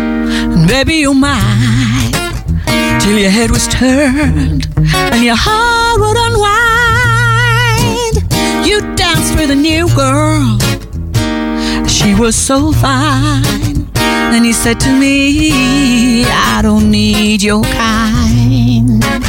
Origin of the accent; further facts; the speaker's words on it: Middlesbrough, North East England, United Kingdom; So Palmo, yeah, I'm from Middlesbrough, very proudly from Middlesbrough.